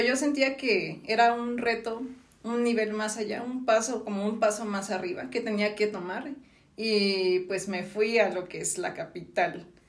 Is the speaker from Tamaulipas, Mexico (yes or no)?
no; Villahermosa, Tabasco, Mexico; moved away as an adult; now in Mexico City, Mexico; yo nací en Villahermosa, Tabasco